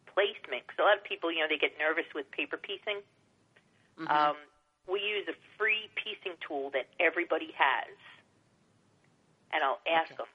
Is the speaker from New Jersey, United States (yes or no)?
no; New York City, New York, United States; I grew up on Staten Island.